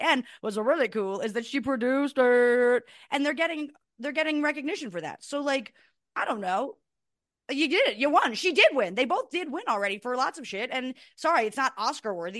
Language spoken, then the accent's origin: English; New Jersey, United States; also born or lived in New York; I was born in New York, but we, we are suburban New Jerseyites